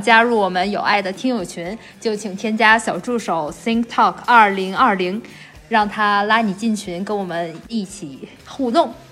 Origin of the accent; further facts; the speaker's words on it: China; 就是像我们中国人会说的那种酒肉朋友